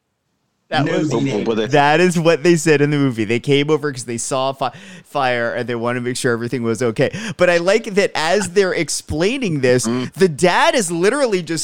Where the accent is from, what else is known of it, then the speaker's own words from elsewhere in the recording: Allentown, Pennsylvania, United States; now in California, United States; I grew up in Allentown